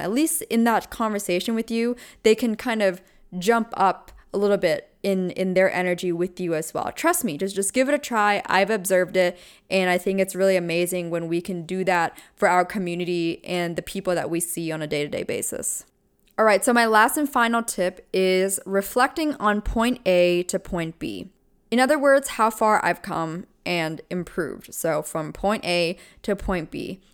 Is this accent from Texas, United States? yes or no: no; Pennsylvania, United States; I'm from Pennsylvania